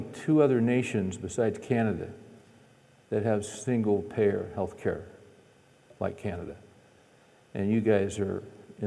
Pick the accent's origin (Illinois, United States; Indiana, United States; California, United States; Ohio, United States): California, United States; moved away; We're from California originally, and we left